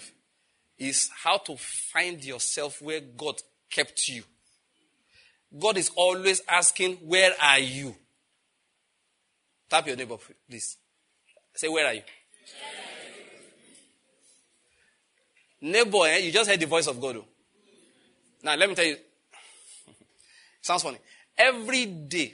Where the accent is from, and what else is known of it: Nigeria; born or raised there